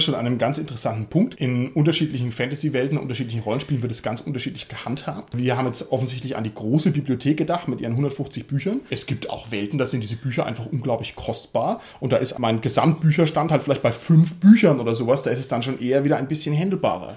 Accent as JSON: {"language": "German", "country": "Germany", "said": "bei uns in Deutschland, in unserer kleinen Szene"}